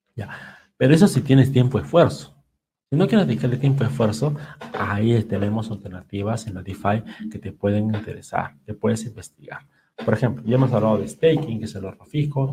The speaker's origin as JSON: {"language": "Spanish", "country": "Peru", "said": "nosotros como peruanos"}